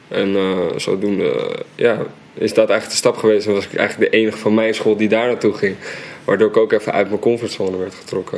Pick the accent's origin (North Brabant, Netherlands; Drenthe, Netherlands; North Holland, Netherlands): North Holland, Netherlands; Amsterdam; In Amsterdam-Oost, ehm, in de Watergasmeer.